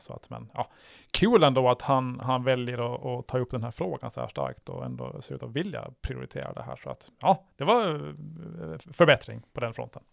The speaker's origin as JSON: {"language": "Swedish", "country": "Åland Islands", "tie": "born or raised there", "said": "jag är född här"}